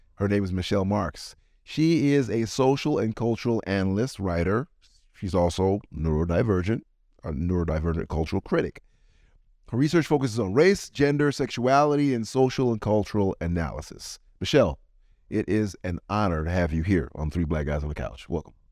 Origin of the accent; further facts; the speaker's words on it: Jamaica; I'm from Jamaica